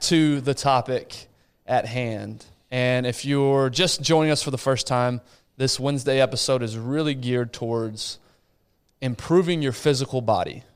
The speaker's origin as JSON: {"language": "English", "town": "Abilene", "region": "Texas", "country": "United States", "tie": "born or raised there", "moved": "yes", "said": "hometown of Abilene"}